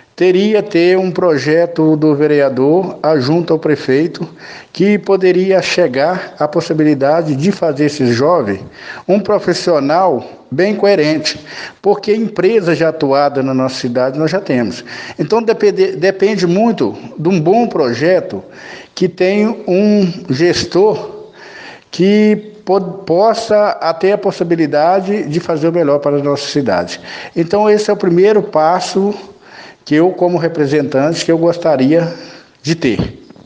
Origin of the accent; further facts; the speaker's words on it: Santana do Paraíso, Minas Gerais, Brazil; eu Sou nascido aqui em Santana do Paraíso, 14 de 11 do 66. É uma cidade que eu amo